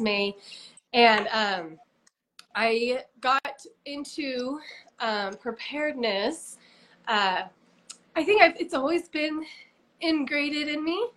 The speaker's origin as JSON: {"language": "English", "region": "Utah", "country": "United States", "tie": "born or raised there", "said": "I was born and raised here in Utah."}